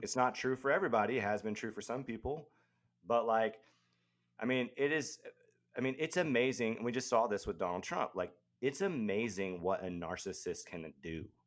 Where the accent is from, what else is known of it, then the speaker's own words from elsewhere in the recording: the South, United States; I grew up in the South, you know, uh, Christian South, where gender roles are very defined